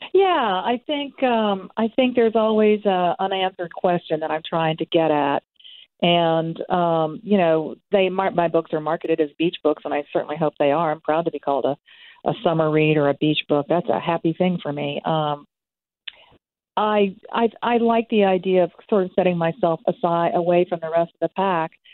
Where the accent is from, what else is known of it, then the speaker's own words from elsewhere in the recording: St. Petersburg, Florida, United States; I was born and grew up in St. Pete, Florida, and grew up on those Gulf beaches